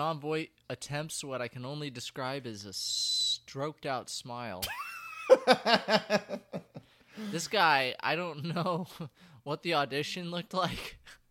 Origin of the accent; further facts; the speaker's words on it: Paraguay; I'm from Paraguay.